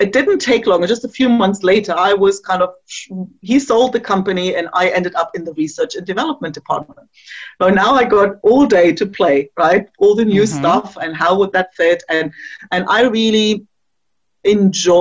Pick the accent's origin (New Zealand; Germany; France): Germany; East Germany; moved away; I grew up in East Germany